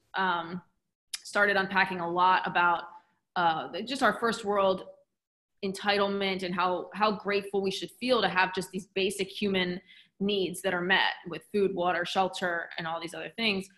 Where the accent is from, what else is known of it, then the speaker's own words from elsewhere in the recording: New Jersey, United States; also born or lived in Philadelphia; I'm from South Jersey, and then I went to Philly, was an hour away for university